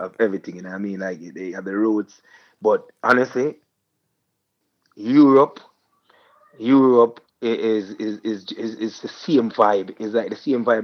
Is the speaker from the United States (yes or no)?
no; Portmore, Saint Catherine, Jamaica; I'm from Portmore, so I'm also doing my regular every year family fun day where I give back to my community.